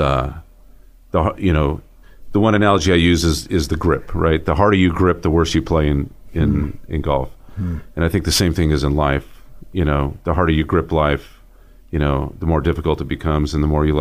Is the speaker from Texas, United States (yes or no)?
no; Dinuba, California, United States; now in Boise, United States; born in Southern California, grew up in Central California, kind of between Fresno and Visalia, and a little town called Dinuba